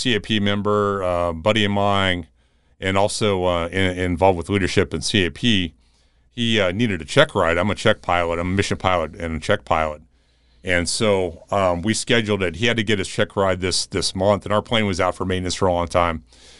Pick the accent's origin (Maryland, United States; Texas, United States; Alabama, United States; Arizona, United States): Arizona, United States; Tucson; also born or lived in Phoenix; growing up in Tucson and later in Phoenix area